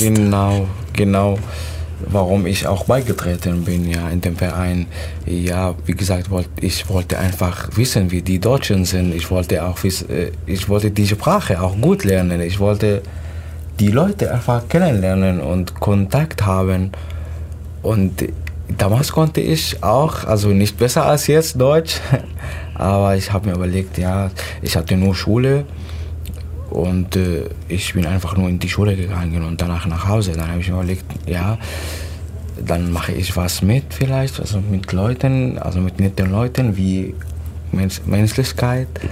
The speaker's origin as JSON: {"language": "German", "country": "Syria", "also_born_or_lived": "Turkey", "second_language": "German", "moved": "as an adult", "lives_now": "Germany", "said": "ich komme aus Syrien"}